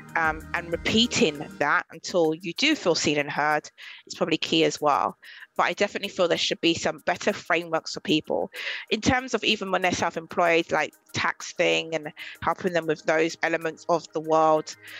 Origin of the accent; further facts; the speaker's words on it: London, United Kingdom; I'm from Southeast London